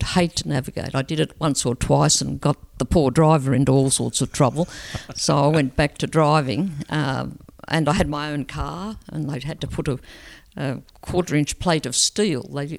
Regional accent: Wellington, New South Wales, Australia; also born or lived in Murrurundi / Scone / Muswellbrook / Sydney; I was born in Wellington.

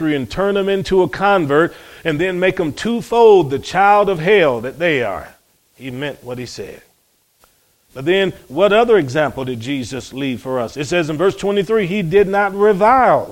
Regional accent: Cleveland, Ohio, United States; growing up in Cleveland, Ohio, my brothers

